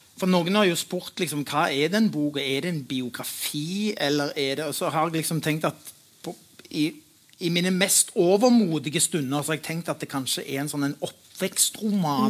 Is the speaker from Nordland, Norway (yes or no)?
no; Stavanger, Rogaland, Norway; jeg er fra Pedersgata